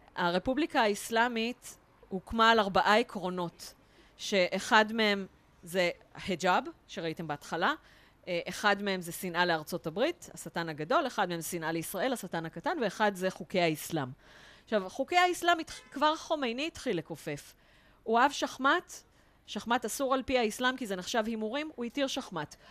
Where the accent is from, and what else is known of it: Israel